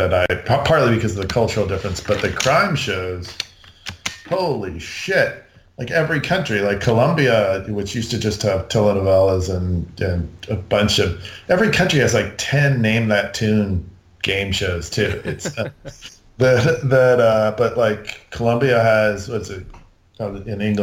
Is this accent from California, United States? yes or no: yes; California, United States; moved away; growing up on the Mexican border